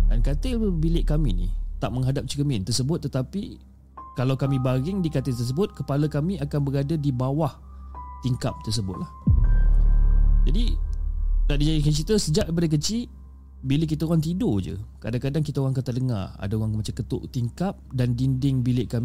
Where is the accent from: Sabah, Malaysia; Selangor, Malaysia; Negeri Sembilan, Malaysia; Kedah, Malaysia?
Negeri Sembilan, Malaysia; dan uh, aku berasal daripada Negeri Sembilan.